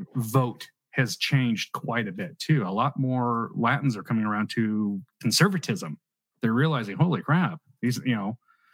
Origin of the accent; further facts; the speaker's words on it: California, United States; Born and raised in California.